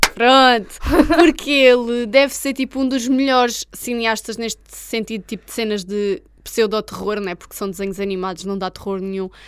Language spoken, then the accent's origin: Portuguese; Portugal; eu sou Tuga, já sabem que eu sou Tuga